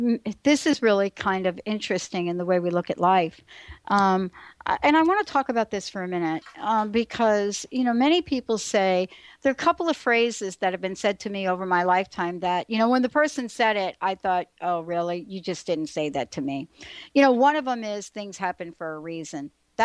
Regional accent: United States; also born or lived in New Jersey; I grew up in New York and in New Jersey.

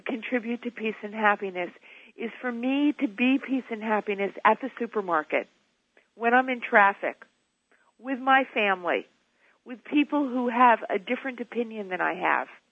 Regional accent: New York City, New York, United States; I was born and raised in New York

